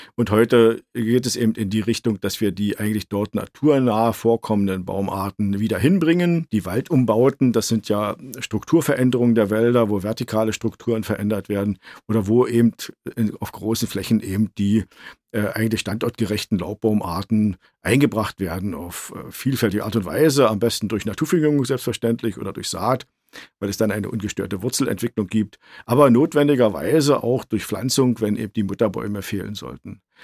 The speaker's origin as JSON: {"language": "German", "region": "Brandenburg", "country": "Germany", "tie": "born or raised there", "said": "in meinem Heimatland Brandenburg"}